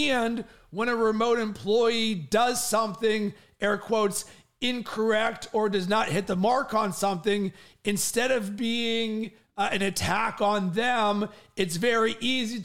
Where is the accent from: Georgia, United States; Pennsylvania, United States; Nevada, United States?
Pennsylvania, United States; Pittsburgh; moved away; also born or lived in Cincinnati, Ohio; I'm from Pittsburgh originally